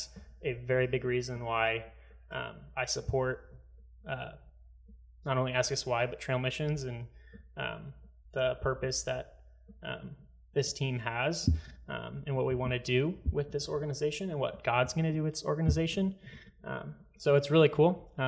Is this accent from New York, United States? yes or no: no; Arizona, United States; Born and raised in Arizona my whole life.